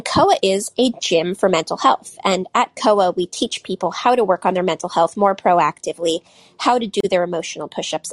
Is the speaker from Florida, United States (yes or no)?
no; Silicon Valley, California, United States; I grew up in Silicon Valley